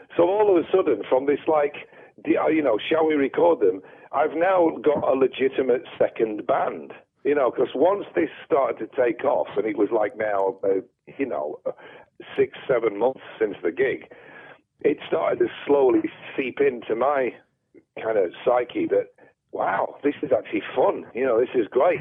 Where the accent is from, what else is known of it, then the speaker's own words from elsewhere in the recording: Sheffield, Yorkshire and the Humber, United Kingdom; Growing up in Sheffield in the seventies